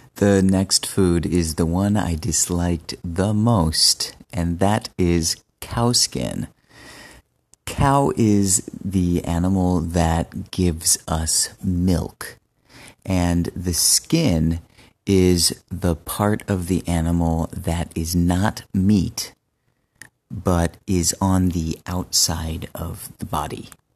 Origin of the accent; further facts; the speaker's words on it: United States; moved away as an adult; also born or lived in Benin; I am American, but I lived in Benin for two years